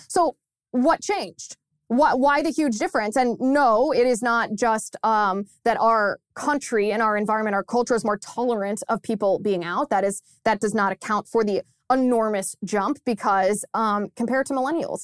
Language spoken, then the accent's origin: English; Ohio, United States; my home state of Ohio